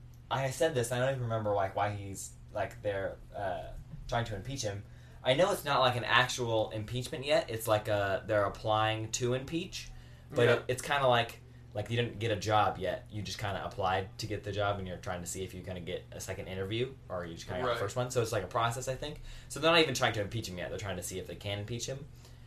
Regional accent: California, United States; I'm from California. My blood's basically blue.

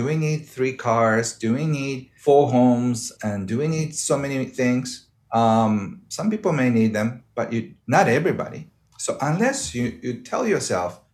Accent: Japan

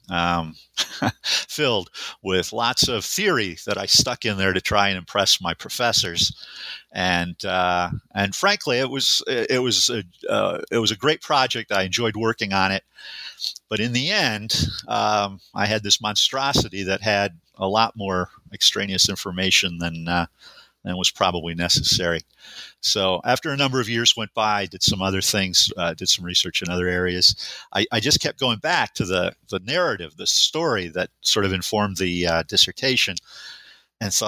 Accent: Western New York, United States; moved away as an adult; also born or lived in Buffalo, New York; now in Montana, United States; I was born and raised in Western New York

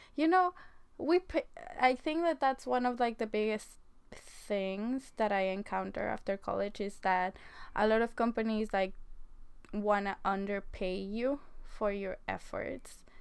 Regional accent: Mexico; moved away as an adult; now in United States; I was born in Mexico and I came to America in 2013 after graduating high school

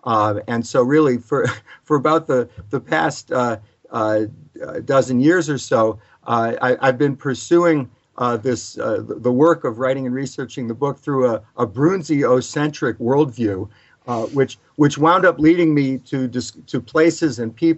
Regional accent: Providence, Rhode Island, United States; I'm from Providence, Rhode Island. Was fortunate enough to grow up there. Become a teenager in the late 1960s when there was a small but vibrant coffee house scene.

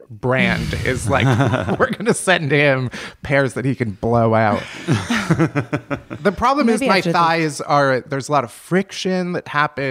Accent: Chicago, Illinois, United States; I grew up in Chicago. I went to Northwestern.

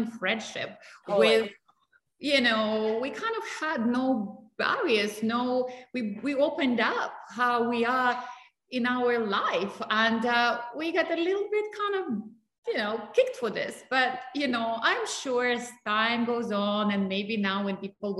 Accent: Russia; moved away; I grew up in Russia.

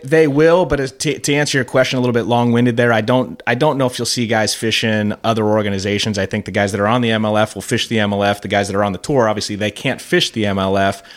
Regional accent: Fort Lauderdale, Florida, United States; moved away; I grew up in South Florida, Fort Lauderdale

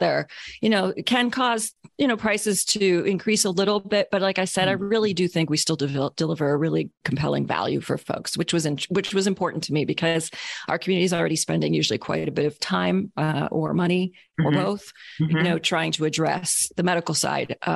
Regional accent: Canada; I'm Canadian

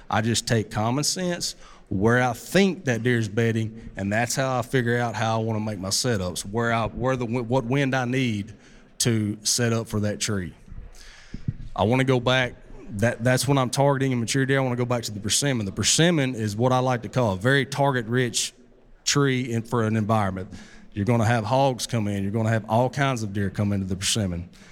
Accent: Southeast, United States; also born or lived in Mississippi Delta; I'm from the Southeast.

